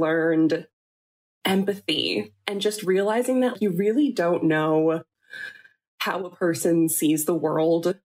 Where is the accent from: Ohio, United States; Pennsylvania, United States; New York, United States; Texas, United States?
New York, United States; Long Island; moved away as an adult; now in Seattle, United States; I grew up in New York and I grew up on Long Island